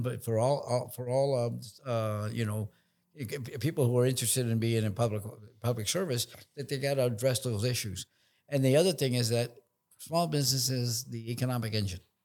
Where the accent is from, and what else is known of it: San Francisco, California, United States; born or raised there; also born or lived in Nicaragua